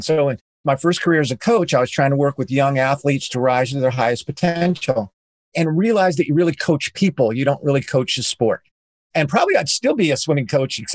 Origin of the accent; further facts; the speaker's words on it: Southern California, United States; I grew up in Southern California